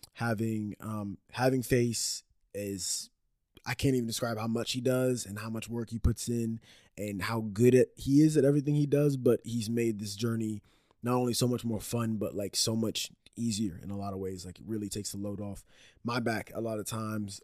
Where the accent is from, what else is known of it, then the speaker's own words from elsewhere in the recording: Dallas, Texas, United States; also born or lived in Orlando, Florida; now in Austin, United States; I was born in uh like the Dallas area and then I moved from there to Orlando, Florida. Lived there for like 7 years and then moved back to the Dallas area um, for like middle school, high school age